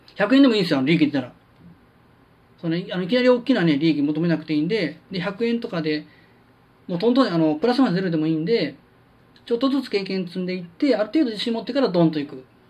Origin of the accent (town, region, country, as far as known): Kansai, Japan